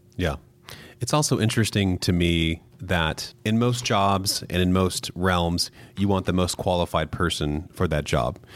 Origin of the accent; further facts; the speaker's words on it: Midwest, United States; I was raised in the Midwest